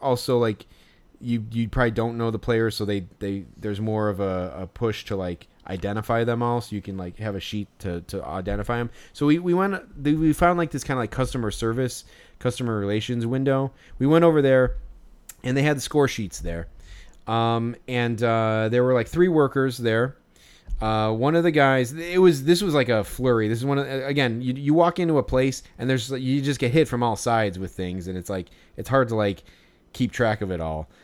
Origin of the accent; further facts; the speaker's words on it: Chicago, Illinois, United States; we're from Chicago.